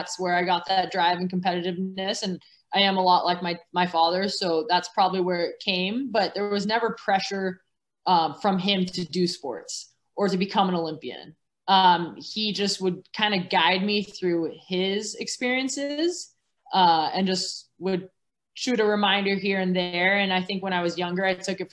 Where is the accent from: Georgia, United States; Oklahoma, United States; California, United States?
California, United States; Orange County; I grew up in Orange County, California